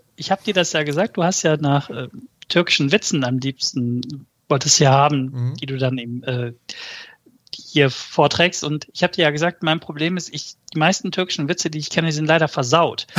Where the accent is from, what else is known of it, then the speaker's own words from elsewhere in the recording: Germany; also born or lived in Malatya, Turkey (born, village north of Malatya); Ich bin mit anderthalb Jahren nach Deutschland gekommen